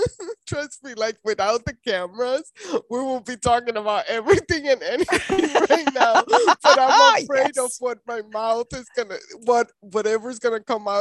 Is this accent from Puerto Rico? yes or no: yes; Puerto Rico; family, I am from Puerto Rico, and we don't have the sex conversation till like it's too late.